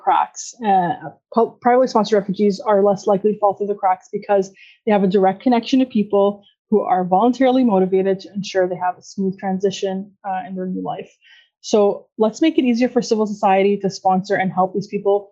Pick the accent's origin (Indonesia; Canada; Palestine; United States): Canada; I was born in Canada